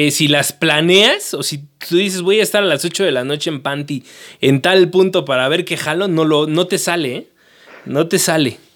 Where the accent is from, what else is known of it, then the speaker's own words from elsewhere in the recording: Mexico City, Mexico; Yo, soy el clásico chilango que las conoce por colores